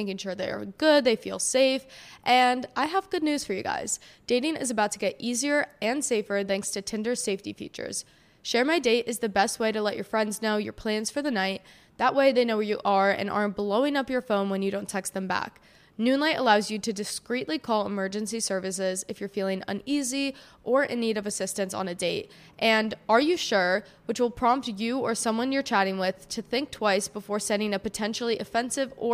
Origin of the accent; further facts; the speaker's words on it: Monmouth County, New Jersey, United States; So I grew up in New Jersey, specifically Monmouth County, New Jersey, which is like central Jersey